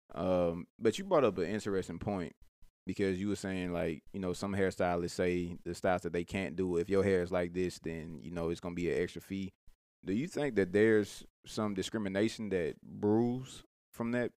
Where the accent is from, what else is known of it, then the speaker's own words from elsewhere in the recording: Mobile, Alabama, United States; now in Birmingham, United States; me being from Mobile